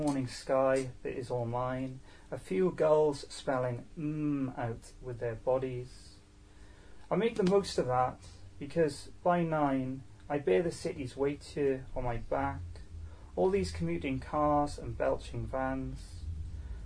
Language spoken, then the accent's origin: English; Newport, Wales, United Kingdom; I'm from Newport